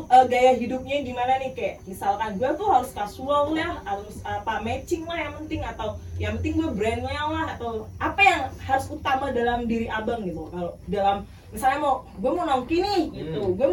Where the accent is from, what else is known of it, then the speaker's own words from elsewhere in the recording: Bandung, West Java, Indonesia; Uh, saya eh, …, sama saya juga dari Bandung.